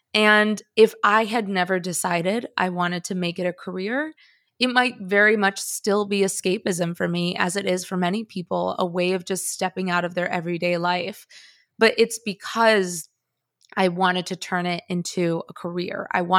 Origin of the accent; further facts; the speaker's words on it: Chicago, Illinois, United States; also born or lived in Bogota, Colombia; I am Colombian. I hold dual citizenship. I was born in Bogota. My family's Colombian. My relatives are Colombian. I have this whole well of sort of Colombian culture to pull from. And yet, I grew up in Chicago and I don't have an accent.